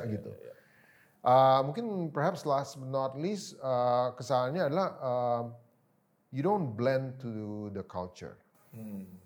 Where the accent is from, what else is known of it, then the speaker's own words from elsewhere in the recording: Jakarta, Indonesia; moved away as an adult; also born or lived in Thailand; kita dari Jakarta